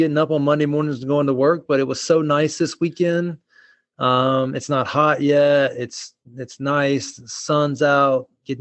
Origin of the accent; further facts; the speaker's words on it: the South, United States; I grew up here in the South